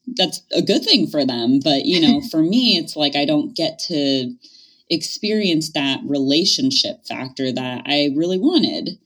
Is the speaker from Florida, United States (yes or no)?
no; Thousand Oaks, California, United States; I ended up doing my master's back in my hometown, which is in Thousand Oaks, California